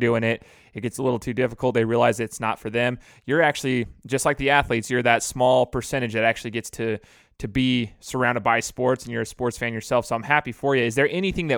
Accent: West Coast, United States; I'm from the West Coast

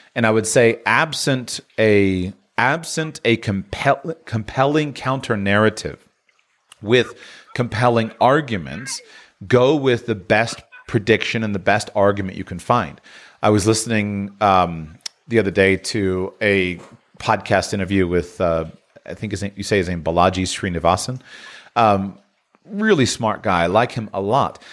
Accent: United States; as an American

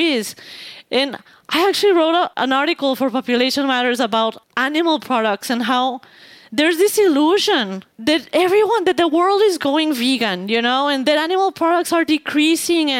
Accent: Mexico; because I am from Mexico

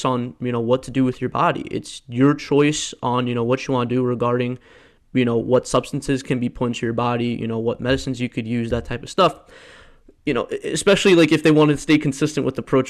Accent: Morris County, New Jersey, United States; a lifelong Jersey native up in Morris County

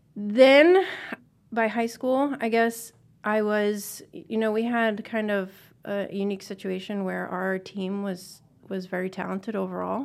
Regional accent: Northeast, United States; I was from the Northeast

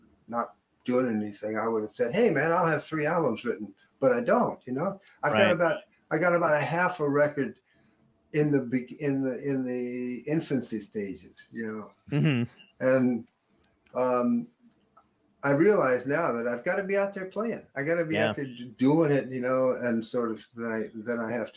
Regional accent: New Orleans, Louisiana, United States; growing up in New Orleans

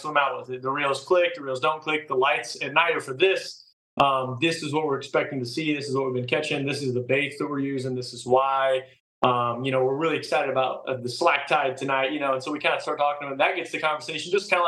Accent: Kansas City, United States; moved away; I'm from Kansas City

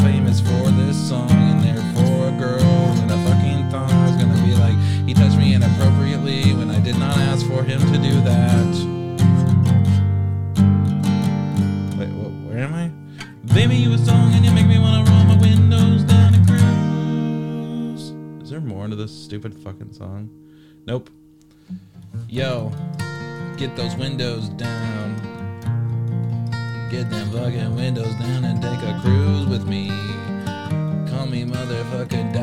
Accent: United Kingdom; Cancelled with 2 L's because I'm British

